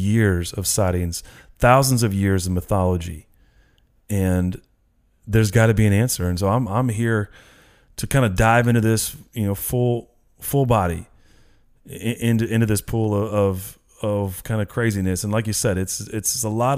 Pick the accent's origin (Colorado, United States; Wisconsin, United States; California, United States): California, United States; Northern; I'm from Northern California